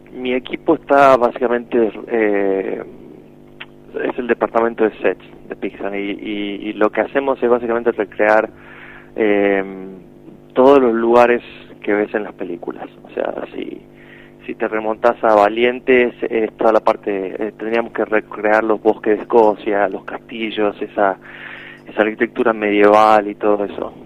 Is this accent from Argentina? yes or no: yes; Argentina; moved away; siendo de Argentina